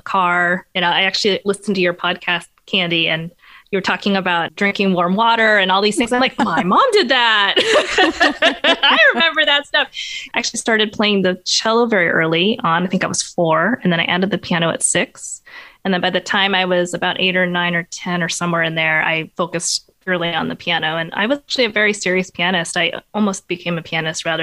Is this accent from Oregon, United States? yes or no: yes; Portland, Oregon, United States; also born or lived in Rhode Island; I grew up in Portland, Oregon, so I was born here